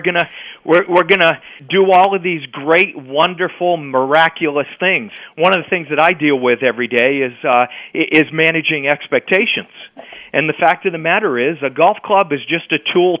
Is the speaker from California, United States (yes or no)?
no; Maine, United States; growing up in Maine